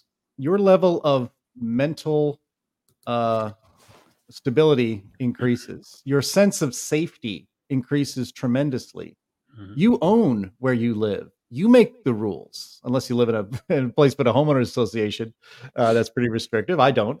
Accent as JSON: {"language": "English", "town": "New York City", "region": "New York", "country": "United States", "tie": "born there", "also_born_or_lived": "Dayton, United States / Pittsburgh, United States", "said": "I was born in New York City, and of course, we had a rented apartment. And then my family owned homes in Dayton, Ohio, and then Pittsburgh."}